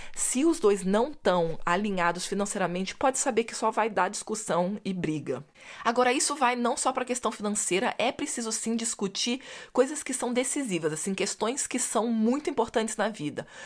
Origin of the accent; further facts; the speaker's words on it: Brazil; eu, como boa brasileira